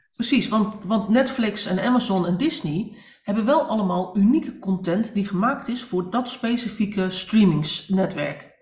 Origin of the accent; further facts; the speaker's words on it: Netherlands; wij als Nederlanders